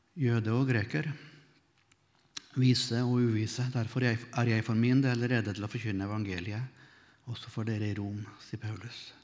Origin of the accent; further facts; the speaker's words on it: Melhus, Trøndelag, Norway; I bedehuset hjemme i Melhus, der jeg vokste opp